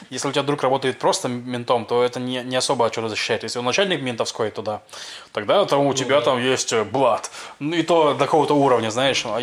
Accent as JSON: {"language": "Russian", "country": "Russia", "moved": "yes", "lives_now": "Israel", "said": "я из России"}